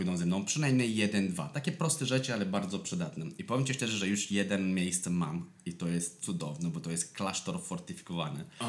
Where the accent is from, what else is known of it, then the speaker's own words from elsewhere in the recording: Moldavia, Romania; Polish is a second language; moved away as an adult; also born or lived in London, United Kingdom / Scotland / Spain; now in Poland; Ja jestem z Mołdawii